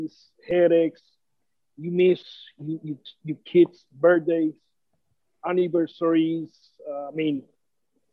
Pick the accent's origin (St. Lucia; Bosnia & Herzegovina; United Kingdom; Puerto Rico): Puerto Rico; as a Puerto Rican